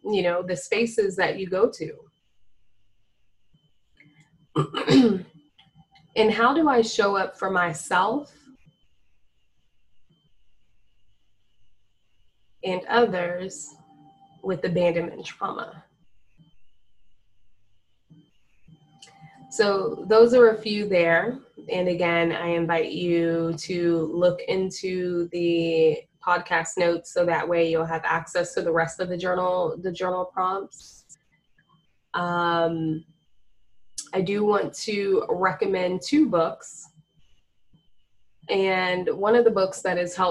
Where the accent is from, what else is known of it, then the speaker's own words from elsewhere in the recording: Florida, United States; moved away; I'm originally from Florida